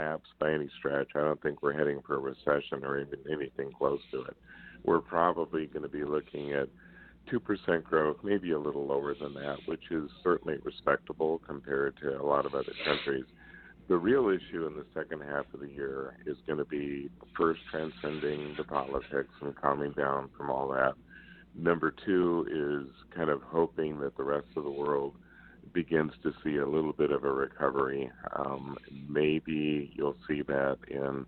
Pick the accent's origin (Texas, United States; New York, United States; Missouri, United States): Missouri, United States; Kansas City; I'm from Kansas City